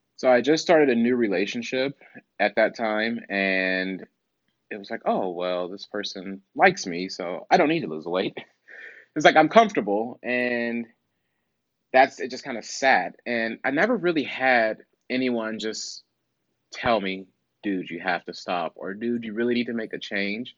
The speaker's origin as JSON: {"language": "English", "region": "Midwest", "country": "United States", "said": "I'm from the Midwest, so we call it pop."}